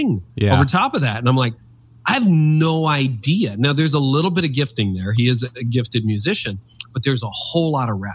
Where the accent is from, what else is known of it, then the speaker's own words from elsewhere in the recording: Canada; I've lived in Canada my whole life.